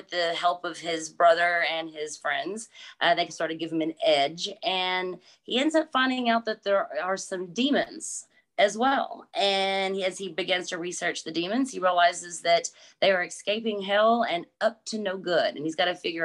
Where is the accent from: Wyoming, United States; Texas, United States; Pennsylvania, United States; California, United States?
Texas, United States; I am from Texas. I'm born and raised, so yes, definitely a Texas girl.